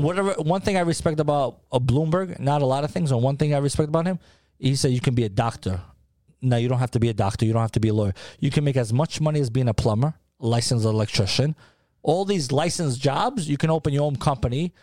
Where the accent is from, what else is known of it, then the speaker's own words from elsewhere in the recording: New York City, New York, United States; also born or lived in Peja, Kosovo; now in Tampa, United States; I grew up in Harlem